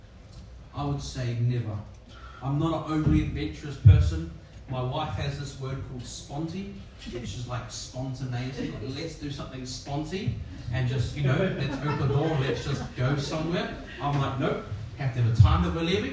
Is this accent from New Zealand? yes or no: yes; New Zealand; now in Sydney, Australia; I'm a Kiwi and it's just over the ditch, but when I came to Sydney